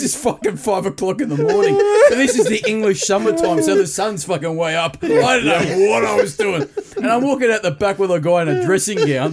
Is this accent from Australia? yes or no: yes; Australia; I'm from Australia